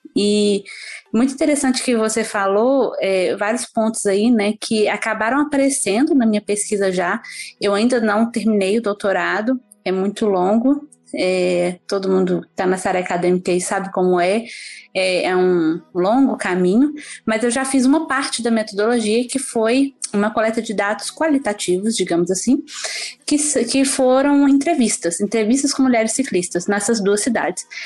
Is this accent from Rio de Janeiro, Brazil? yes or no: no; Belo Horizonte, Minas Gerais, Brazil; moved away as an adult; now in Canada; Eu sou de Belo Horizonte. É, nascida em Belo Horizonte, comecei a andar de bicicleta em Belo Horizonte